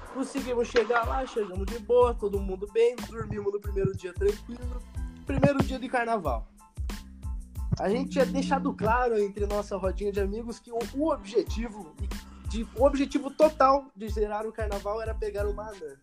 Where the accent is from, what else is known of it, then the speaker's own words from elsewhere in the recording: Curitiba, Paraná, Brazil; sou de Curitiba, Paraná